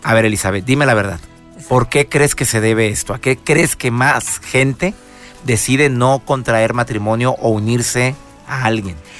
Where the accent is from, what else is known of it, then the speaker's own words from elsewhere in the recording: Mexico; en México, en mi país